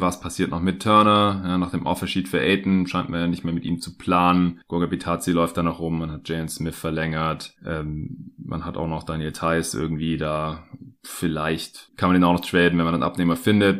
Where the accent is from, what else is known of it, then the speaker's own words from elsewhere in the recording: Stuttgart, Baden-Württemberg, Germany; moved away; also born or lived in Berlin; bin jetzt ja gerade auch hier wieder in Stuttgart, in meiner alten Heimat.